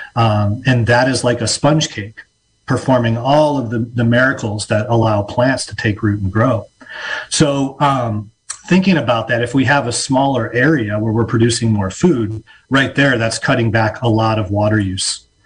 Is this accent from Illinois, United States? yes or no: yes; Illinois, United States; moved away as an adult; now in Mendocino County, United States; I am from Illinois originally and uh, made my way out west like so many other people